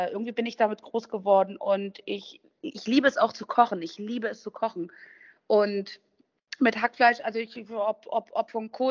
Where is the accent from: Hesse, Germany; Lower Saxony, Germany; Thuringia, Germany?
Thuringia, Germany; born there; Also wenn ich in Thüringen bin, da wo ich geboren bin.